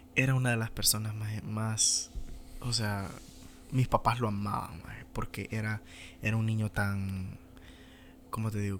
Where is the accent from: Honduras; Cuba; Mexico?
Honduras; moved away as an adult; no sé qué sería mi vida si me hubiera quedado en Honduras